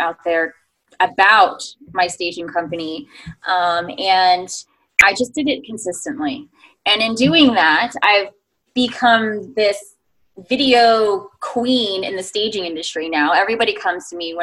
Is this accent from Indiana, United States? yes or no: no; New York, United States; I'm a New Yorker